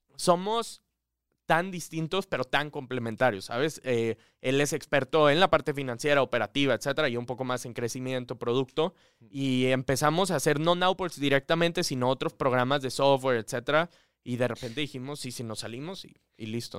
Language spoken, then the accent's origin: Spanish; Monterrey, Nuevo León, Mexico; moved away as an adult; regio al 100%, viví aquí toda mi vida, luego a los 18 me fui